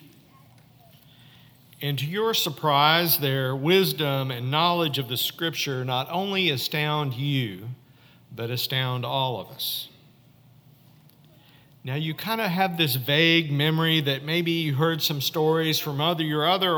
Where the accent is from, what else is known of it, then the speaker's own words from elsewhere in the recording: Fayetteville, Arkansas, United States; moved away; my hometown, Fayetteville, Arkansas, at 1751 Wheeler Street